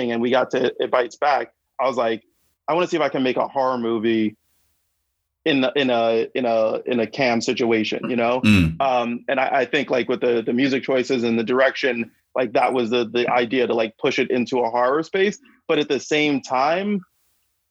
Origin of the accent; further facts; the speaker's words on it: New York City, New York, United States; I grew up in Brooklyn, and like, you know, the '90s, I was a teenager.